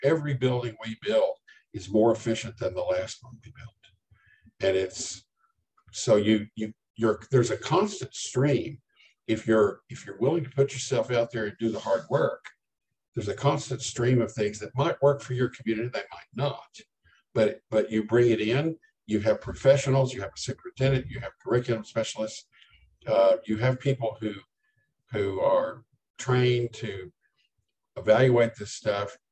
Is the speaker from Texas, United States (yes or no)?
yes; Lubbock, Texas, United States; moved away as an adult; now in Denton County, United States; I grew up in Lubbock